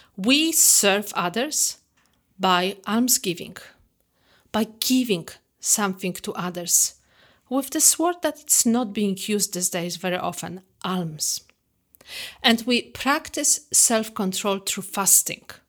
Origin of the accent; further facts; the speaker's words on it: Poland; moved away; I grew up in the Catholic traditional family back in Poland.